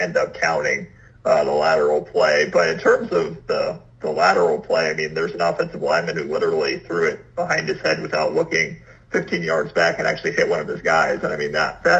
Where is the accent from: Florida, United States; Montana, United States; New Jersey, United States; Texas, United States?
New Jersey, United States; moved away; I'm actually from New Jersey